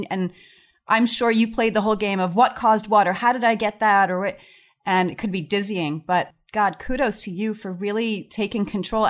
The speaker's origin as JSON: {"language": "English", "town": "Long Island", "region": "New York", "country": "United States", "said": "I mean, I'm from Long Island, so I know a lot of people that have battled Lyme disease"}